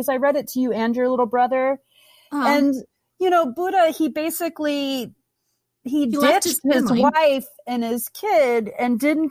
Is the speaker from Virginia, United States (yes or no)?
yes; Tidewater, Virginia, United States; moved away; also born or lived in Burlington, Vermont; I'm from Virginia, the Tidewater area.